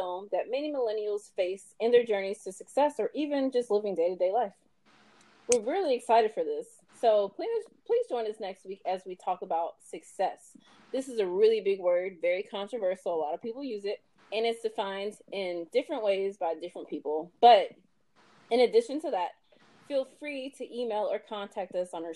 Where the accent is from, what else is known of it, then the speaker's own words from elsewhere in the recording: Louisville, Kentucky, United States; I was born in Louisville, Kentucky